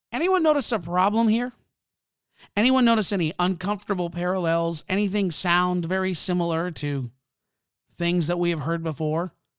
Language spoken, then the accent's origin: English; Canada; I'm Canadian